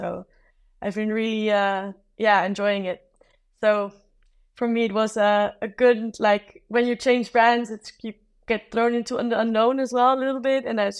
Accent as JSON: {"language": "English", "country": "South Africa", "tie": "born or raised there", "said": "I grew up like in South Africa, and that's also Africa, but this is a different type of Africa."}